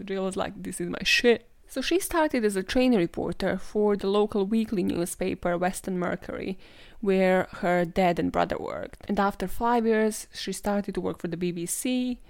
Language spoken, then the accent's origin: English; Serbia; moved away; I am from Serbia